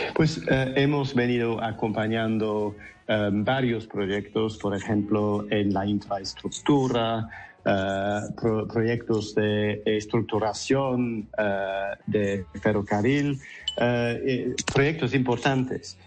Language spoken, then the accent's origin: Spanish; London, United Kingdom; Spanish is a second language; moved away as an adult; now in Colombia; soy de, vengo de Londres, del noroeste, de Hackney, el barrio de Hackney.